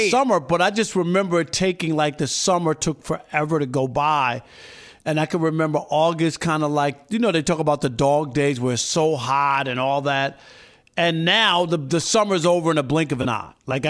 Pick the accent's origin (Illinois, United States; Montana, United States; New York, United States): New York, United States; And I can remember being a kid growing up in New York in the summer, Chris, just waiting for school to come back.